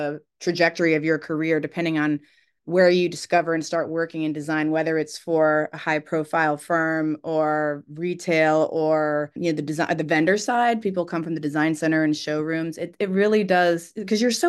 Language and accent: English; Alexandria, Virginia, United States; I'm from Alexandria